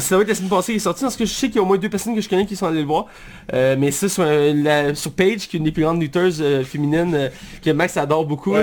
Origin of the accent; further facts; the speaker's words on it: Quebec, Canada; je suis québécois.